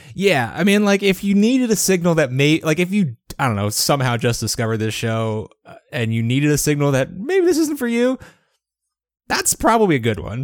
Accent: Georgia, United States; my home state, my, my lovely home state of Georgia

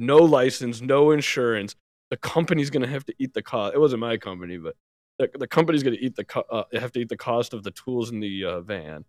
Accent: New York City, New York, United States; moved away; I was from New York City

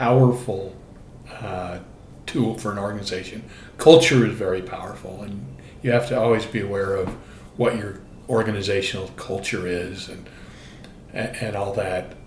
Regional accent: Orem, Utah, United States; growing up in Orem, Utah

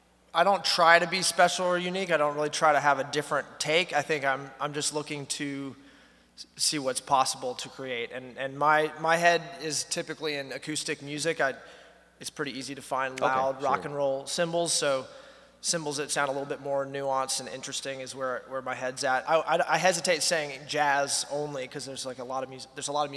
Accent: North Carolina, United States; Yeah, from North Carolina, and I studied music in school in Boone, North Carolina.

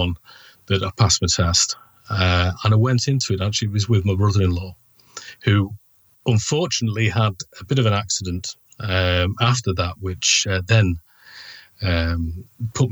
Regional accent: Manchester, North West England, United Kingdom; I'm from Manchester in the UK

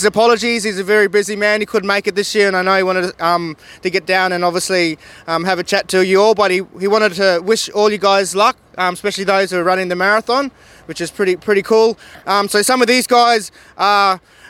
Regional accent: Broome, Western Australia, Australia; now in Canberra, Australia; I'm a broom man from Yarru. So I moved from Sunny Broom down to Canberra

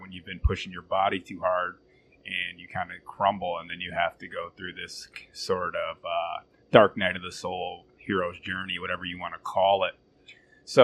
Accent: Flint, Michigan, United States; growing up in Flint, Michigan, it's kind of rugged

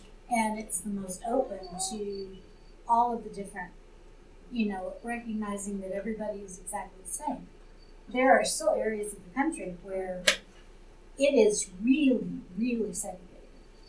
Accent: Texas, United States; now in Colorado Springs, United States; growing up in Texas

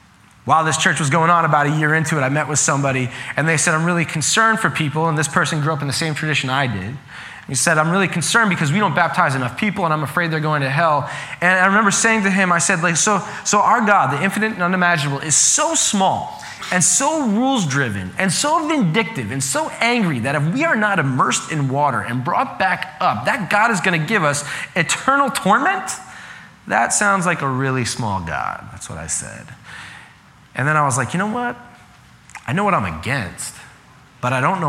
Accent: Long Island, New York, United States; I grew up in Long Island, and most people in Long Island are Catholic.

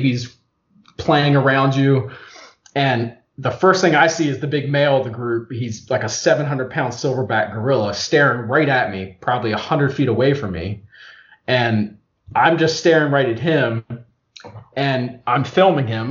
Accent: Eastern Shore of Maryland, United States; I'm from the Eastern Shore of Maryland

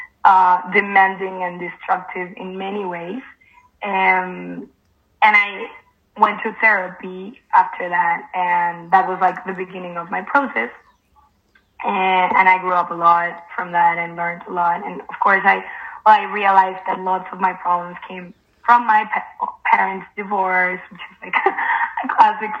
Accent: Mexico; now in Spain; I live in Spain right now. I'm from Mexico.

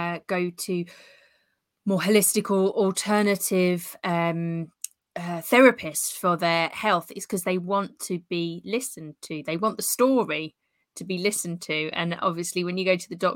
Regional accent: London, United Kingdom; moved away as an adult; now in Southbourne, United Kingdom; I was born and brought up in London.

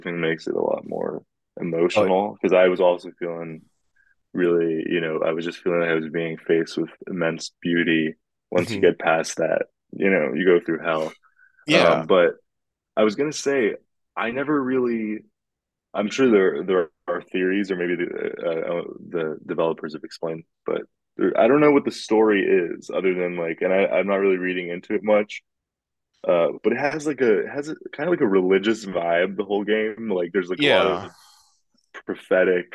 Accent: California, United States; I'm from California, I like the sunny warmth

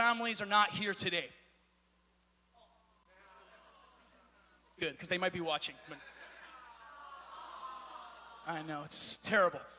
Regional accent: Pennsylvania, United States; moved away as an adult; now in California, United States; I'm from Pennsylvania. My wife and I have only lived out here for about 7 or 8 years now.

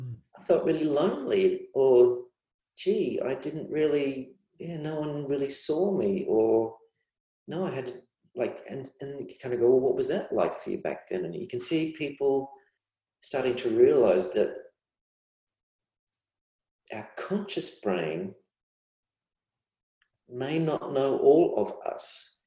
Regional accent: Australia; I see that as kind of almost widespread and as almost Aussie. You can see this each summer, you know, we're there for people with floods and fires.

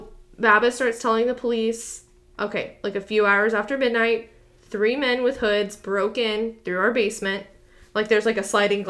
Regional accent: Texas, United States; this Texan girl

